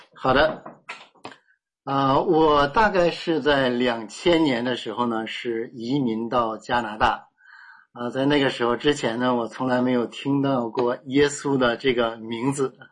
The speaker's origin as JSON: {"language": "Chinese", "region": "Heilongjiang", "country": "China", "said": "我们家是东北人，那是在东北的黑龙江"}